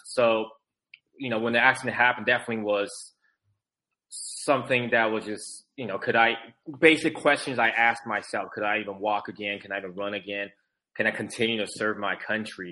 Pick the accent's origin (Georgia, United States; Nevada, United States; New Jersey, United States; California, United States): California, United States; San Francisco Bay Area; also born or lived in Taiwan; my family and I immigrated from Taiwan. You know, so uh, we grew up in California, San Francisco Bay Area